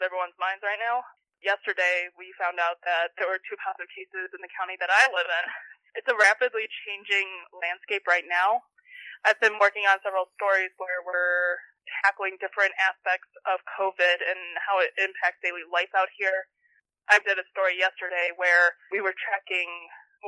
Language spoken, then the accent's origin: English; Ohio, United States; moved away; out of state to see my home state represented in that way